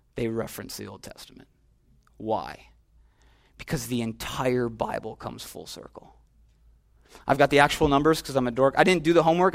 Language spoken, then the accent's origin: English; Minneapolis, Minnesota, United States; also born or lived in Chicago; I'm from Chicago. Went to high school in Minneapolis.